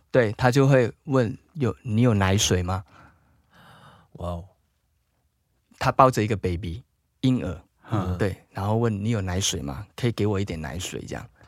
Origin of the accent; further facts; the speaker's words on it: Malaysia; now in Taiwan; 我家，就在我家乡啦，就马来西亚